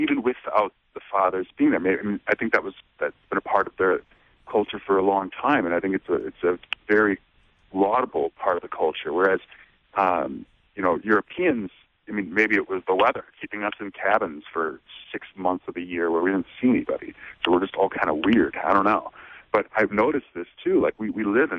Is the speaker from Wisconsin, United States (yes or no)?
yes; Racine, Wisconsin, United States; I grew up in Racine, Wisconsin